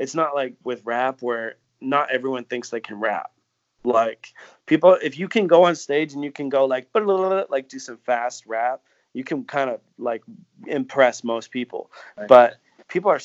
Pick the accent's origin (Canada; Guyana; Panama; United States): Canada; being Canadian